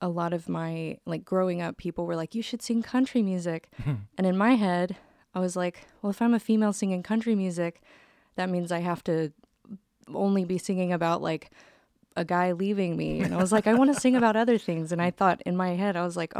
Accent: Tyler, Texas, United States; I grew up in Tyler, Texas. So like East Texas, kind of close to the Louisiana border.

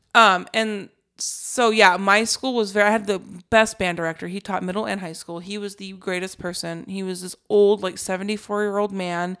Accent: Alaska, United States; moved away; also born or lived in Colorado; I grew up in Alaska

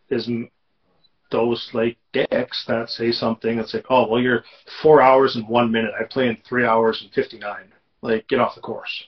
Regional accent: Manitoba, Canada; moved away; growing up in Manitoba

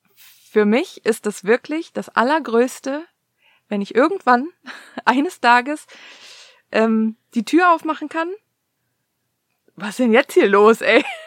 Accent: Cologne, North Rhine-Westphalia, Germany; also born or lived in East Germany (GDR); ich bin halt in einer, in einem Kölner Vorort groß geworden

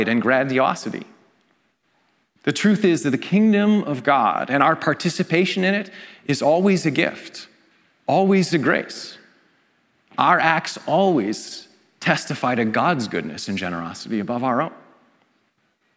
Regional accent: Canada; I'm Canadian.

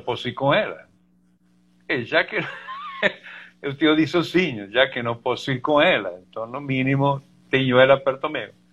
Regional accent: Argentina; Portuguese is a second language; now in Brazil; eu, como bom argentino

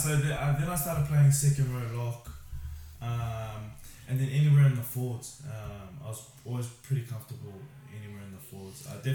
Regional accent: Auckland, New Zealand; now in Australia; So I'm from West Auckland

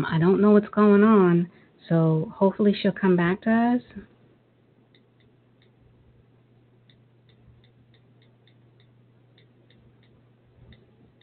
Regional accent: New York City, New York, United States; I'm originally from Brooklyn

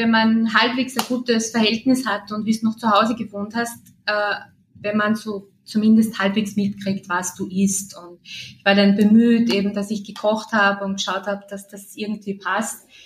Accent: Austria; Schön bei uns in Österreich.

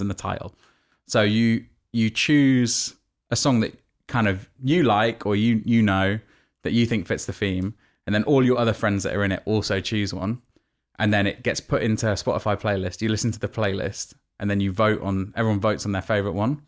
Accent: Nottingham, East Midlands, United Kingdom; moved away; also born or lived in New York; my hometown in Nottingham

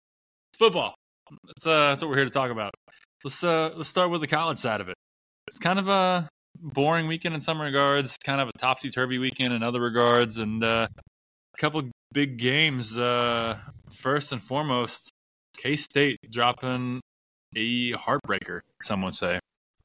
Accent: Oklahoma, United States; we're from Oklahoma

